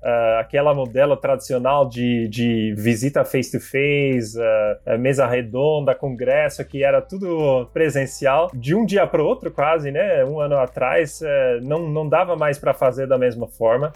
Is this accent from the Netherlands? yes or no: yes; Sittard, Limburg, Netherlands; Portuguese is a second language; moved away as an adult; now in Brazil; eu sou holandês, eu nasci e cresci na Holanda